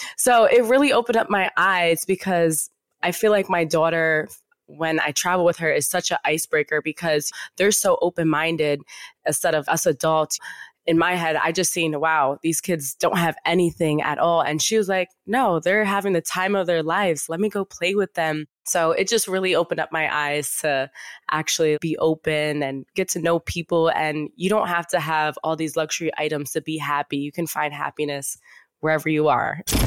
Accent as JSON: {"language": "English", "town": "Yonkers", "region": "New York", "country": "United States", "tie": "born or raised there", "said": "We would see him at, like, baseball games and everything growing up in Yonkers."}